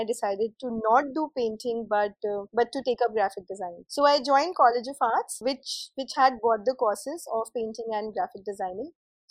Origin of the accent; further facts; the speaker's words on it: Indore, Madhya Pradesh, India; moved away as an adult; also born or lived in Delhi / Bangalore; I grew up in Indore and I did my schooling there.